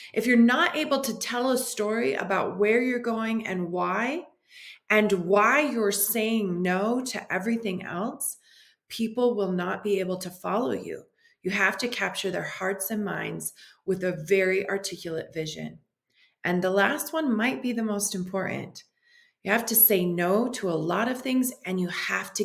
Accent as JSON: {"language": "English", "town": "Detroit", "region": "Michigan", "country": "United States", "tie": "born or raised there", "said": "I was raised in Detroit, Michigan"}